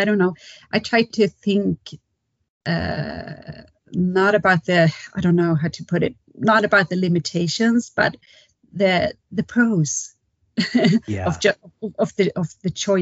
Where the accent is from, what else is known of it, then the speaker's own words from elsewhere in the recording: Kalmar, Kalmar County, Sweden; now in Stockholm, Sweden; Because I'm from the south of Sweden, a small town called Kalmar, but I live in Stockholm now, the capital